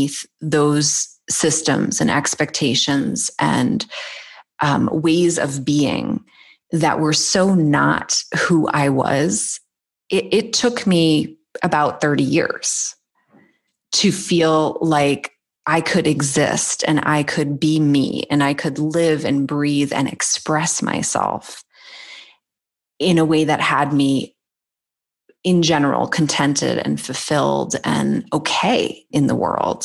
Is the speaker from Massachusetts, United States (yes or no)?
yes; Boston, Massachusetts, United States; I grew up in the Boston area.